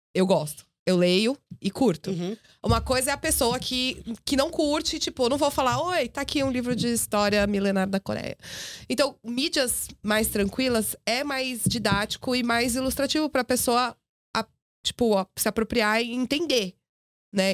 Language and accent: Portuguese; Brazil; nós que somos brasileiros